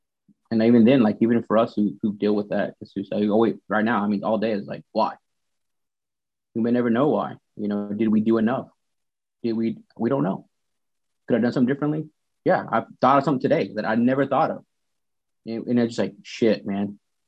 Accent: the South, United States; but I grew up in the South, man, where, you know, I drive by, somebody wave at them.

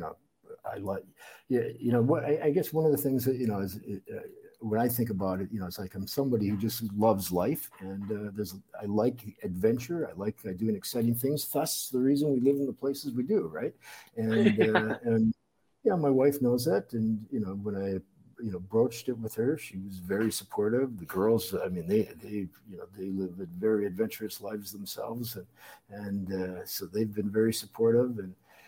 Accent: Minneapolis, Minnesota, United States; moved away as an adult; now in Yangon, Myanmar; I grew up in the Twin Cities, Minneapolis

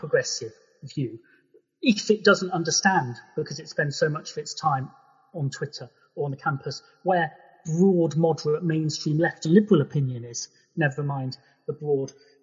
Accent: England, United Kingdom; I was born in England, so I feel English.

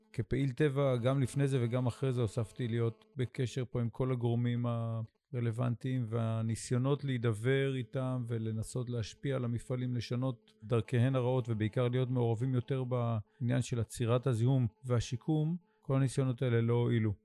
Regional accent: Sde Boker, Southern District, Israel; moved away as an adult; now in Idan, Israel; הנוף הזה שבו אני גדלתי, כי אני בן שדה בוקר, גם גדלתי במדרשת שדה בוקר, ומרבית חיי הבוגרים אני גר פה במושב עידן

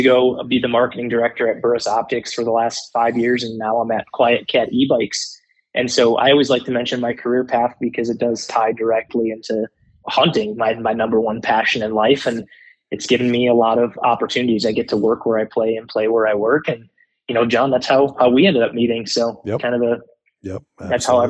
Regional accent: north central Wisconsin, United States; moved away as an adult; also born or lived in Denver, Colorado; now in Colorado, United States; I grew up in north central Wisconsin.

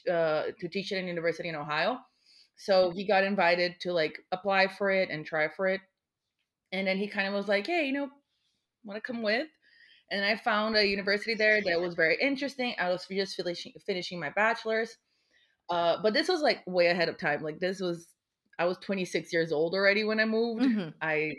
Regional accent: Brazil; I love the, oh, I'm from Brazil. Oh, do you know so-and-so? And I'm like, no.

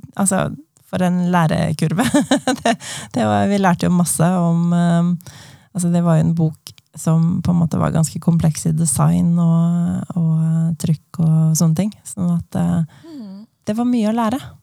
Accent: Asker, Akershus, Norway; Jeg er en tobarnsmor fra Asker

